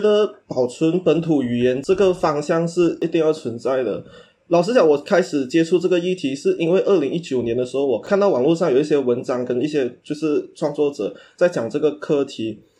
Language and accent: Chinese; northern Peninsular Malaysia, Malaysia; now in Kuala Lumpur, Malaysia; 我的父母是潮州人，so，呃，小时候我都是在潮州话的那个环境长大的